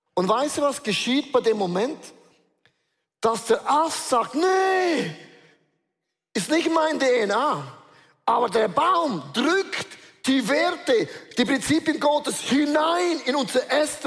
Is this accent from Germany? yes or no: no; Switzerland; Wir sind Schweizer